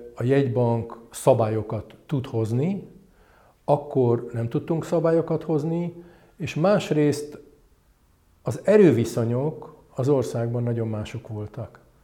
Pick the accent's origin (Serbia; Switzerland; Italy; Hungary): Hungary; also born or lived in London; én, mint magyar kiküldött